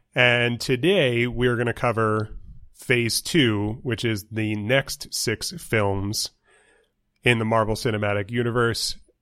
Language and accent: English; New York, United States; moved away as an adult; also born or lived in Pennsylvania / Ohio; now in Tucson, United States; growing up in New York